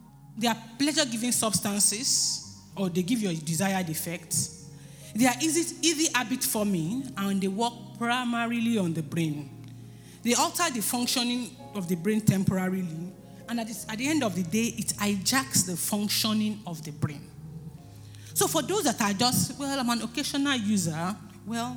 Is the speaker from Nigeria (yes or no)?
yes; Nigeria; as Nigerians